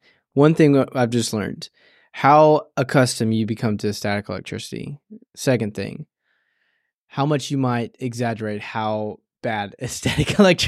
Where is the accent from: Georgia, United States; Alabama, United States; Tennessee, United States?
Tennessee, United States; I just, growing up in West Tennessee, I can't stand West Tennessee, Brad.